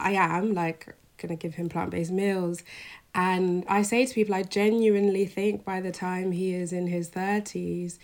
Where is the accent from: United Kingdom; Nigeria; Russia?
United Kingdom; London; I grew up in London, in North London